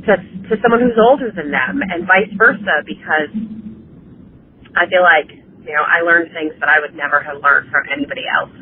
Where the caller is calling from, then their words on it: Jacksonville, Florida, United States; I'm calling from Jacksonville, Florida